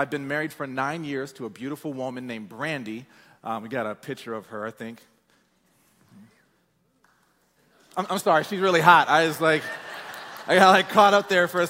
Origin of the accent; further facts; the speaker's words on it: Peoria, Illinois, United States; moved away as an adult; I'm from Peoria, Illinois. It's a small town.